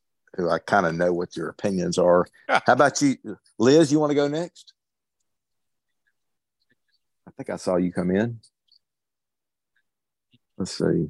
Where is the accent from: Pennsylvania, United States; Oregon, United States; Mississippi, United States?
Mississippi, United States; I grew up in Mississippi, and I played baseball